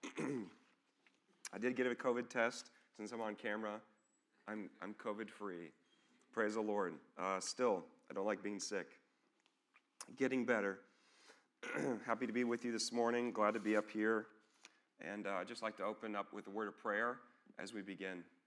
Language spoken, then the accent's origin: English; an hour north of Dallas, Texas, United States; now in Dubuque, United States; I grew up in, actually an hour north of Dallas